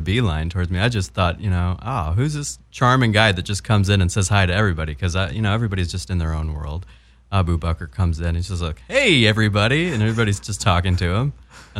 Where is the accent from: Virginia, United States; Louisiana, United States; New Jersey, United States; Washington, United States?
Virginia, United States; Wise; accent: Southern; I am from the mountains of Southwest Virginia in a little town called Wise. And I will tell you that this place, I used to have an accent, like a really Southern accent.